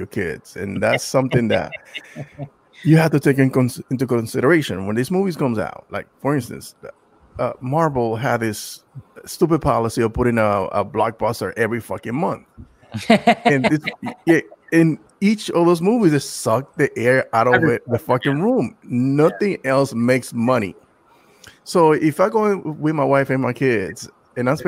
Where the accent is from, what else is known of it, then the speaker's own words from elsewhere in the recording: Dominican Republic; moved away; I was born in the Dominican Republic, and there was I lived in this little town